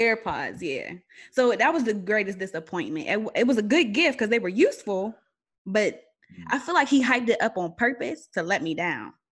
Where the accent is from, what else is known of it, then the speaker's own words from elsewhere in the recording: Aliquippa, Pennsylvania, United States; I'm from Aliquippa, which is outside of Pittsburgh